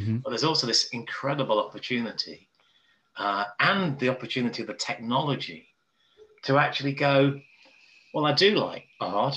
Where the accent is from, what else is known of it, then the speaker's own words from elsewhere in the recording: Nottingham, Derby, South Derbyshire, East Midlands, United Kingdom; where I come from, like Nottingham, Derby, South Derbyshire